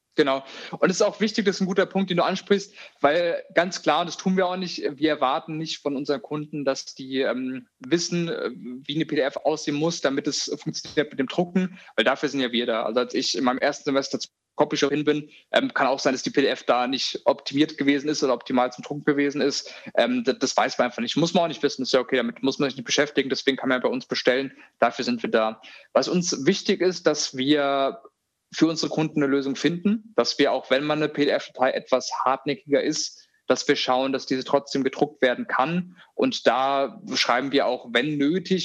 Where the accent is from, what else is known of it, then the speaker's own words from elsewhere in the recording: Hofheim, Hesse, Germany; also born or lived in Australia; Ich bin momentan im Rhein-Main-Gebiet. Wir haben unser Büro auch in Mainz, also so die Ecke. Da bin ich auch früher in Hofheim zur Schule gegangen